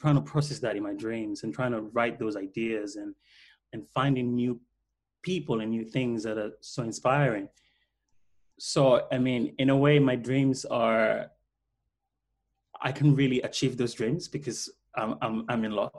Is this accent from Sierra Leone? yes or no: yes; Freetown, Western Area, Sierra Leone; now in London, United Kingdom; I was born in Freetown to a very poor family. So we didn't really have, like TV.